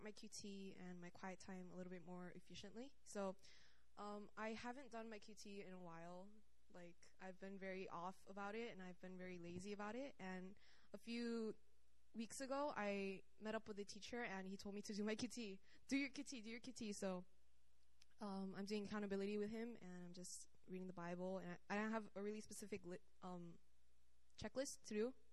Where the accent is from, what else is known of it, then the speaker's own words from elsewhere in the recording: California, United States; now in South Korea; I'm from California, but I've been living here for a while now, so I'm gonna say Korea